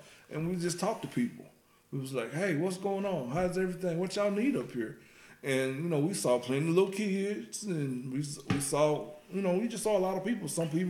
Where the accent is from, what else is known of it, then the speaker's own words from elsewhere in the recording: Chattanooga, Tennessee, United States; moved away as an adult; now in Cleveland, United States; I'm from Chattanooga, Tennessee. I arrived in Cleveland in 1999